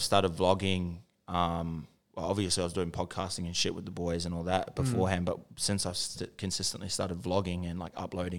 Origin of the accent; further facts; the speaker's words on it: Auckland, New Zealand; moved away; And like I'm from South Auckland as well